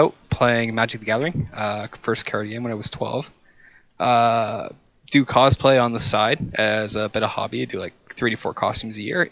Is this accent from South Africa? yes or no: no; Canada; I'm from Canada too